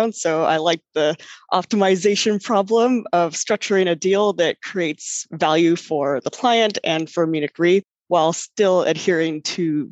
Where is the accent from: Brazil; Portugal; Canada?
Canada; Vancouver, British Columbia; moved away as an adult; also born or lived in Toronto, Canada / Switzerland; now in New York, United States; I'm actually from Vancouver on the west coast of Canada.